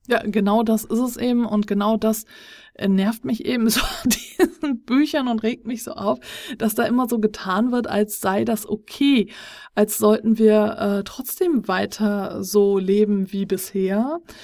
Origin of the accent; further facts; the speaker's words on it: Germany; Wir sind hier als äh, Deutsche